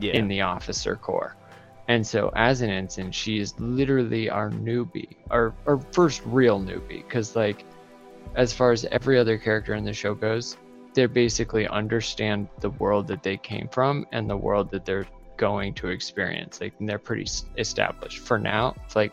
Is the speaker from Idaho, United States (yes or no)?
yes; Idaho, United States; I grew up in Idaho